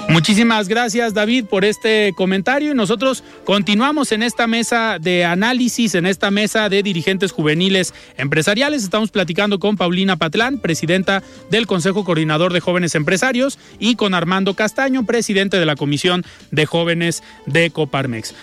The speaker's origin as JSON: {"language": "Spanish", "country": "Mexico"}